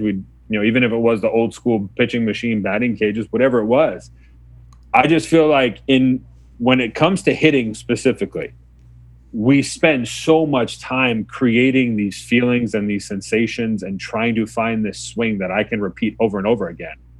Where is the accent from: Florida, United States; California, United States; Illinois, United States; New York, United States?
New York, United States; Mamaroneck; I was born and raised in Mamaroneck, New York, uh, just outside New York City